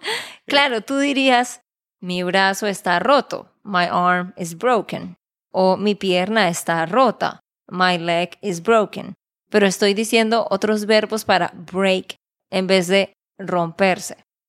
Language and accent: Spanish; Santander, Colombia; de Santander, Colombia